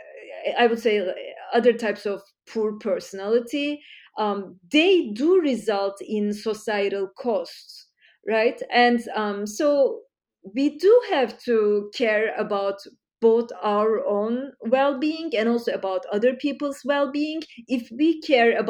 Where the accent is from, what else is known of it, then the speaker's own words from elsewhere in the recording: Istanbul, Turkey; now in United States; I grew up in Turkey, Istanbul